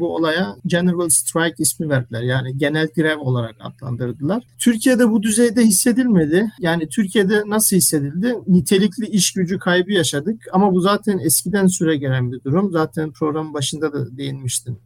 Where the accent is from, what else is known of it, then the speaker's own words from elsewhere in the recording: Germany; moved away as an adult; also born or lived in Ankara, Turkey; now in Istanbul, Turkey; Almanya'da doğup büyüdüm.